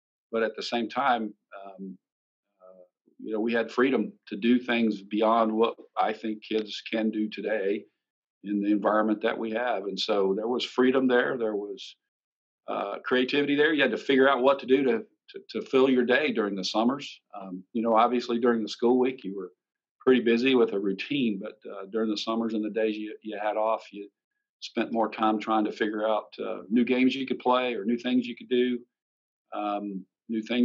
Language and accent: English; Sumter, South Carolina, United States; also born or lived in Indiana; I was actually born in Indiana while my dad was going to college and working three jobs, I think, at the same time. I grew up in Sumter, South Carolina, which was my parents' hometown